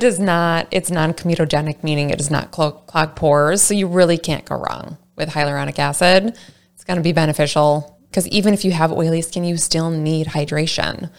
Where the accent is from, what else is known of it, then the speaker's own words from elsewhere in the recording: Saint Paul, Minnesota, United States; I'm from the Saint Paul area